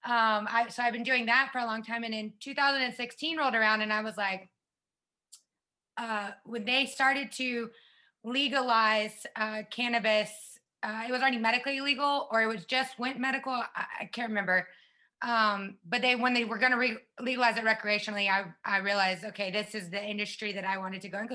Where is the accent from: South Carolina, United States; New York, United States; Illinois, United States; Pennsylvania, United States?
South Carolina, United States; moved away as an adult; now in Las Vegas, United States; I grew up in the South